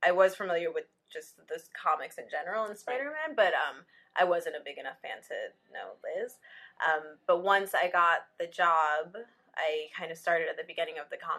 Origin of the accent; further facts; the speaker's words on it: Evanston, Illinois, United States; I grew up in Evanston, Illinois